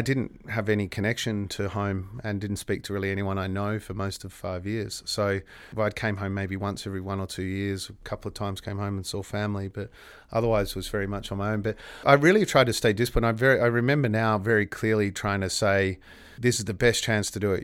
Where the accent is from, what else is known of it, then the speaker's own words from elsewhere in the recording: Perth, Western Australia, Australia; I grew up in Gooseberry Hill and went to Gooseberry Hill Primary School, then to Guildford Grammar for high school